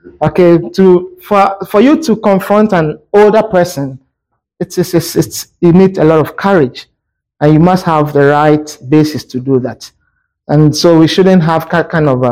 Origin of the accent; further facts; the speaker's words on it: Ghana; I come from Ghana